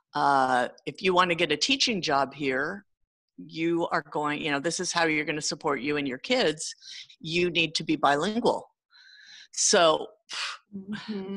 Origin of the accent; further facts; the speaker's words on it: San Jose, California, United States; also born or lived in Sunnyvale, California; I grew up in Sunnyvale for a while and then San Jose, the Almaden area. So I'm definitely a California kid